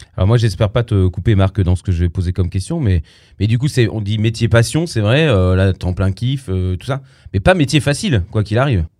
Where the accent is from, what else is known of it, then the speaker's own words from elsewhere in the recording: Avignon, Provence-Alpes-Côte d'Azur, France; je suis d'Avignon, hein, du Luberon